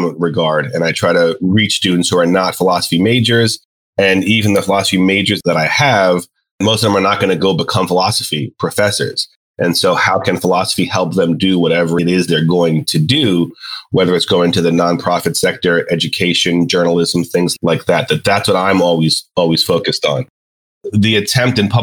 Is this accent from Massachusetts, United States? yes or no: no; New York, United States; now in Charlotte, United States; I'm originally from New York